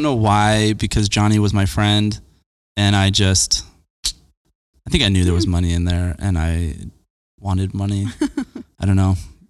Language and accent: English; Layton, Utah, United States; also born or lived in Arizona / Sandy, Utah; Yeah, we came from Arizona. We lived in Sandy for a couple of years, and then I moved, when I was four, we moved from Arizona, and then we moved to Layton when I was seven.